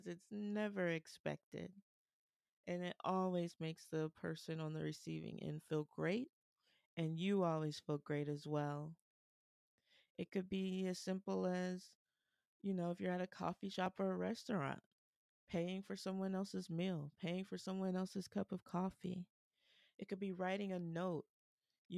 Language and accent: English; Columbus, Ohio, United States; my hometown of Columbus, Ohio